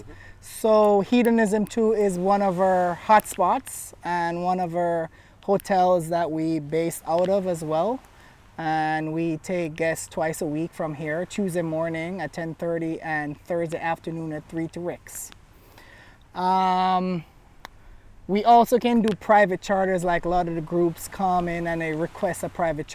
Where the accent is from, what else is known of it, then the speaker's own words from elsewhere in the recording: Jamaica; accent: Jamaican; born and raised here in Jamaica.